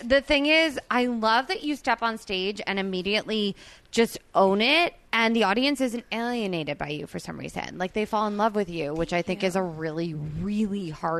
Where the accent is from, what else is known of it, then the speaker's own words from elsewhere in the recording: New Jersey, United States; now in Los Angeles, United States; I grew up in New Jersey